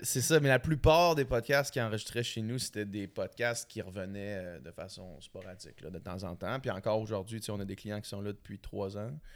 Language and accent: French; Quebec City, Quebec, Canada; moved away as an adult; la ville de Québec, c'est ma ville. Mhm. Tout, mon monde est là, ma famille, mes, repères